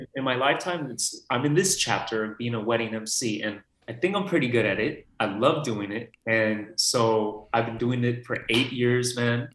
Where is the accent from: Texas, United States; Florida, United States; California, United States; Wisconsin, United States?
California, United States; Los Angeles; I'm born and raised here. So I see all these actors coming into Burbank, North Hollywood area